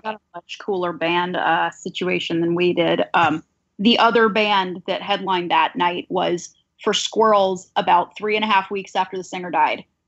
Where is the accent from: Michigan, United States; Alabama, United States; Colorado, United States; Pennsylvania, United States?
Alabama, United States; Mobile; moved away; I grew up in Mobile, Alabama, at the very top of the Gulf Coast